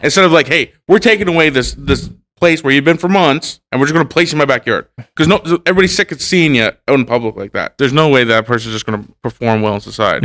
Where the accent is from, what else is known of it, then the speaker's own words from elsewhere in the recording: Hamilton, Ontario, Canada; I grew up near Gage Park.